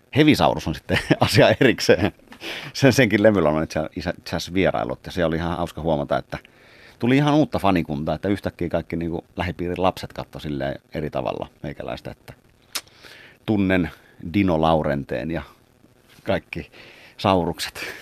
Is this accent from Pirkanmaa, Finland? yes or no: no; Kotka, Kymenlaakso, Finland; Karhulastahan olen kymiläisesti lähtöisin ja sydän on kymiläinen